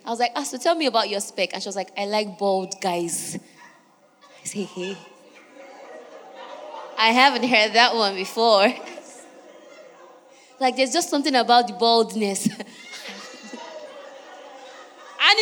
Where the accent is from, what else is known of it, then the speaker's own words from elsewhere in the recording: Niger Delta, Nigeria; I'm from Niger Delta